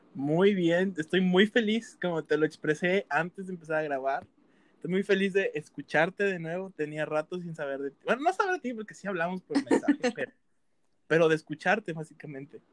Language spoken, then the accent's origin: Spanish; Veracruz, Mexico; moved away; yo soy de Veracruz